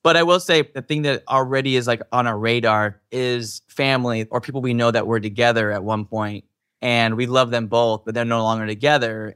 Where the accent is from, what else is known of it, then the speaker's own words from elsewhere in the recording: Utah, United States; I grew up in Utah, which is a specific type of community.